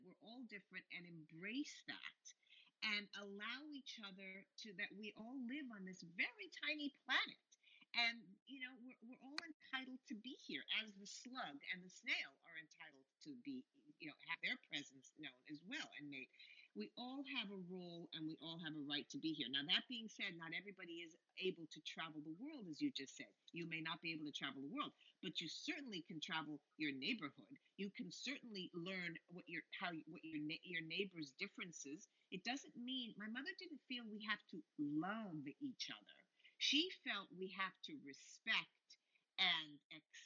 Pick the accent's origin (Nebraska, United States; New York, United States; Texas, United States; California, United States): California, United States; Beverly Hills; I grew up in Beverly Hills, California